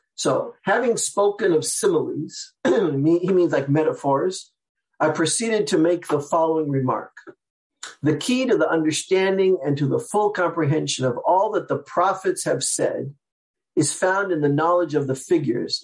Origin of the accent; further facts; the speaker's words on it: Seattle, Washington, United States; now in New York, United States; I'm from the Sephardic community in Seattle.